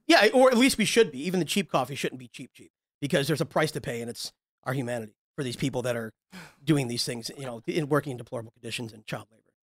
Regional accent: Ottawa, Illinois, United States; moved away; I'm from originally Ottawa, Illinois, which is outside of Chicago.

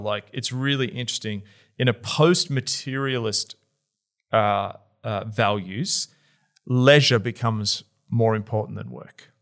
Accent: Australia; also born or lived in Melbourne; as an Australian who lives in Melbourne

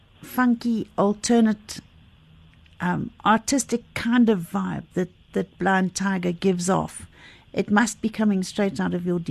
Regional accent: Johannesburg, Gauteng, South Africa; I grew up in the Parkview area

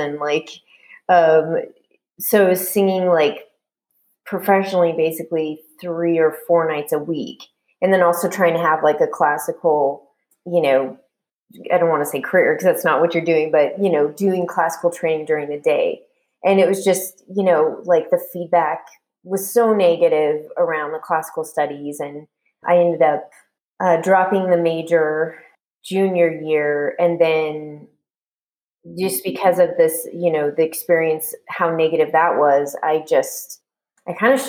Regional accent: Washington, District of Columbia, United States; So I ended up going to Catholic University because I got a full ride in my hometown.

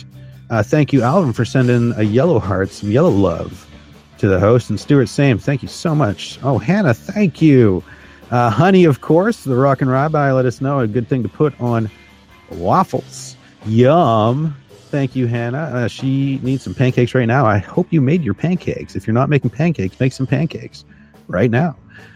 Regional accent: Canada; I'm first generation Canadian

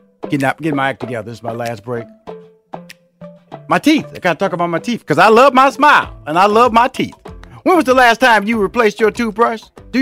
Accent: Houston, Texas, United States; I come from Fifth Ward, Texas, so we're going to compare tough.

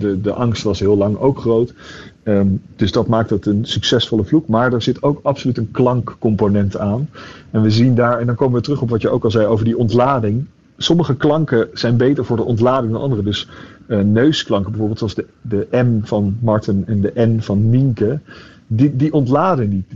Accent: The Hague, South Holland, Netherlands; moved away as an adult; ik ben opgegroeid in Den Haag

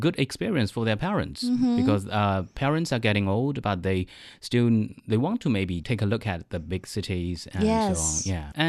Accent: Hangzhou, Zhejiang, China; also born or lived in Shanghai; I studied in Shanghai's university, and that is not so far from my hometown in Hangzhou.

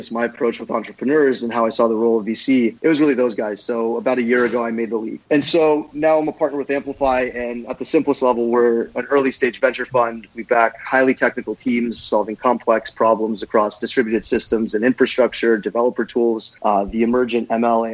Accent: West Coast, United States; moved away as an adult; also born or lived in New York; being that I was from the West Coast, I decided to move back

